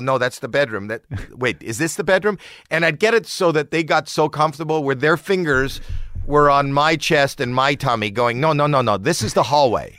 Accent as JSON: {"language": "English", "town": "Toronto", "region": "Ontario", "country": "Canada", "said": "I'm from Toronto"}